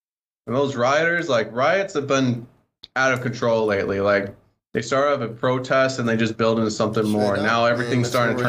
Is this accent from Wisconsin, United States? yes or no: yes; Wisconsin, United States; moved away; I came from Wisconsin a long time ago.